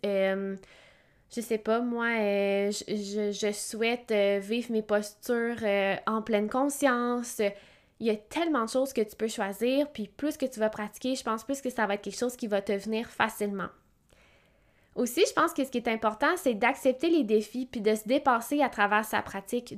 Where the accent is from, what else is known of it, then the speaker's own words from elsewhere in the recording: Quebec, Canada; je viens de Québec